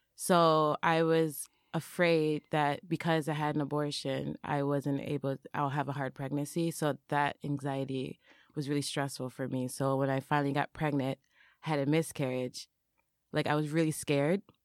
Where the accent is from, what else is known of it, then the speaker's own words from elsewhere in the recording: Minneapolis, Minnesota, United States; moved away as an adult; now in Japan; I'm, I'm, I'm from Minneapolis